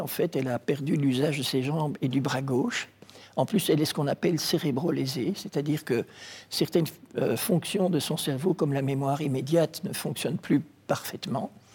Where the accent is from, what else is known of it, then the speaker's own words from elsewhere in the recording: Brussels, Brussels-Capital Region, Belgium; also born or lived in Kinshasa, DR Congo; Je suis rentré très vite quand j'avais 20 mois à Bruxelles euh, avec mes parents. Et donc j'ai étudié à Bruxelles